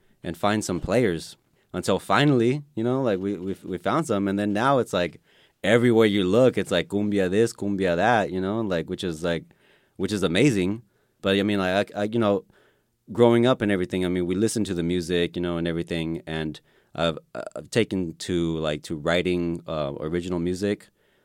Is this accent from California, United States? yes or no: yes; Los Angeles, California, United States; moved away as an adult; now in Bay Area, United States; No, I'm not from the Bay Area. Like, I'm from LA. And then, like, so I was born out there. Mi familia de Guatemala y de Belize, you know, via Los Angeles. And I moved up here, like, you know, like about 5 years ago.